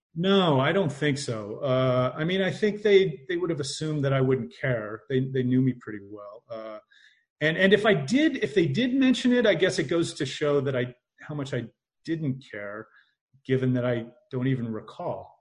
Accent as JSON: {"language": "English", "region": "Indiana", "country": "United States", "tie": "born or raised there", "said": "I grew up in Indiana"}